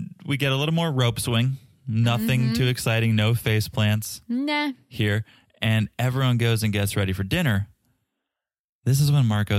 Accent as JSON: {"language": "English", "country": "Canada", "said": "Yeah, because we're all Canadian, right? We're going to be chill about this."}